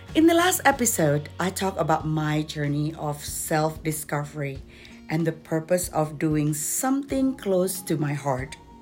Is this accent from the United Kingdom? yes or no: no; Jakarta, Indonesia; English is a second language; moved away as an adult; also born or lived in Doha, Qatar; now in Denver, United States; I was born in Indonesia and I did a lot of my growing up in the capital city of Jakarta